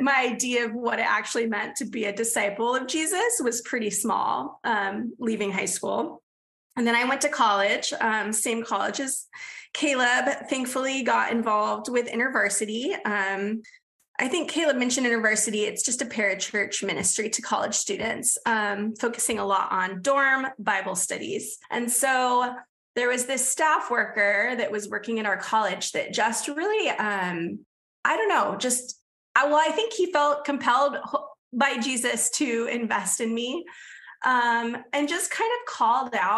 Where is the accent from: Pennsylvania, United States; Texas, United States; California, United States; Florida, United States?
California, United States; San Diego; I grew up in Southern California in San Diego